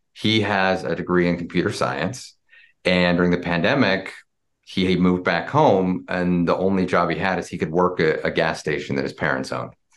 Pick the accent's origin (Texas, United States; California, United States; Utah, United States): Utah, United States; Springville; I grew up, uh, actually in a little town in Utah, Springville, Utah, about forty, forty-five minutes south of, uh, of Salt Lake City